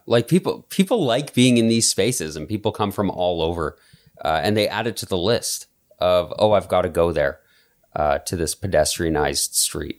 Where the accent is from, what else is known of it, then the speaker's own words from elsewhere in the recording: Calgary, Alberta, Canada; I remember, like, growing up in Calgary